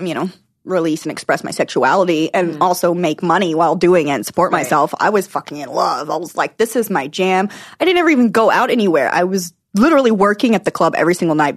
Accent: Arkansas, United States; born or raised there; moved away as an adult

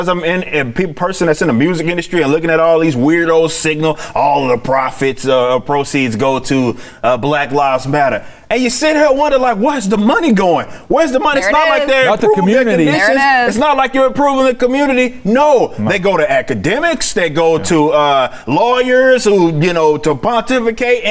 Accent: Dallas, Texas, United States; I'm from Oak Cliff

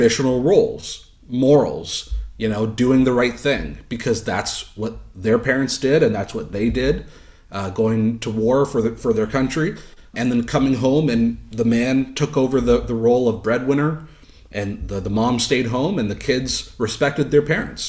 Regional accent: Canada; I'm Canadian

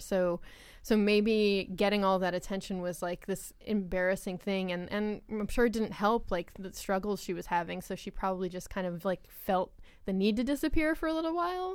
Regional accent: Long Island, New York, United States; I'm, I'm from Long Island, and I'm Italian and American

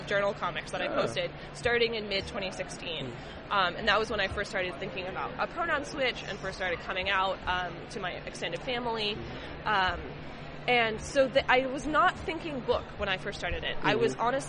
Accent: California, United States; I grew up in California, for a little context, in a very liberal part of this country

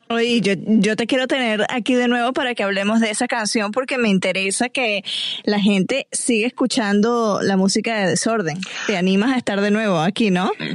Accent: Venezuela; now in Atlanta, United States; venezolana que vivo aquí en Atlanta

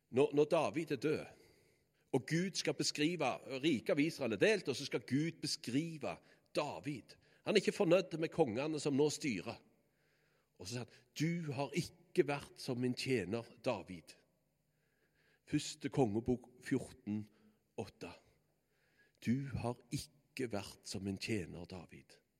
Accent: Bø, Norway; naboen hjemme på Bø, det var Brandaberg

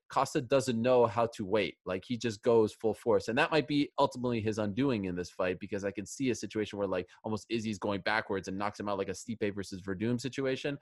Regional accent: Canada; my home country, Canada

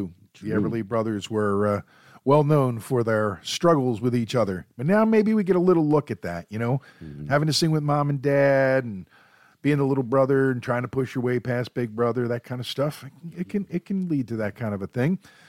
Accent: Philadelphia, Pennsylvania, United States; We've got thick skin. We're from Philly, yo.

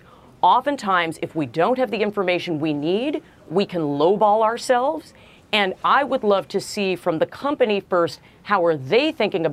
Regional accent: New York City, New York, United States; I was born in Brooklyn.

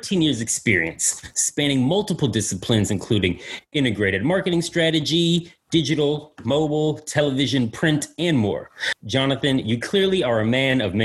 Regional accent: New York City, New York, United States; I hail from Brooklyn, New York

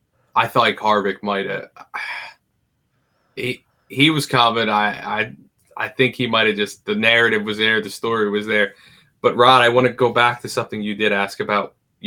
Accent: the Poconos, Pennsylvania, United States; As somebody who was born and raised in the Pocono, I was like, that's Pocono.

